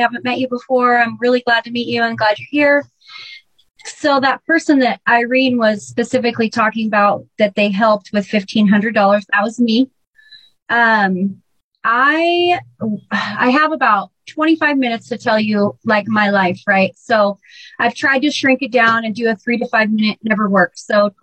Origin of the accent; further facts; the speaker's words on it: Burlington, Washington, United States; And I was raised in Burlington, Washington, and I was there from third grade through high school.